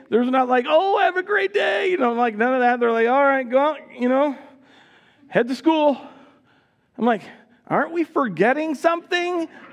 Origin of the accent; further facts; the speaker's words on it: United States; now in Le Sueur, Minnesota, United States; My wife Heidi and I grew up in New York New Jersey.